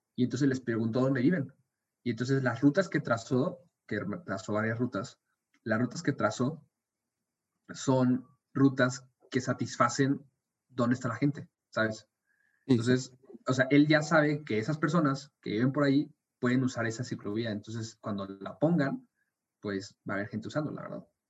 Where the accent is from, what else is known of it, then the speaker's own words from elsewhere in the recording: Mexico City, Mexico; now in Monterrey, Mexico; yo crecí en Ciudad de México